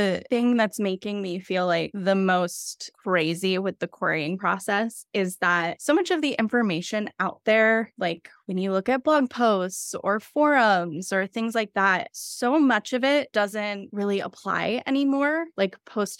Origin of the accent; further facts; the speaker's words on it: Philadelphia, Pennsylvania, United States; I'm from Philadelphia